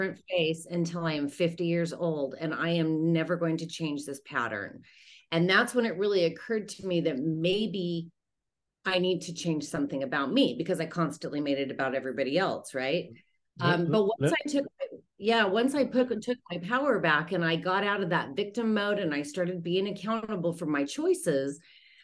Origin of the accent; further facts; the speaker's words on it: Utah, United States; moved away; I'm from Utah originally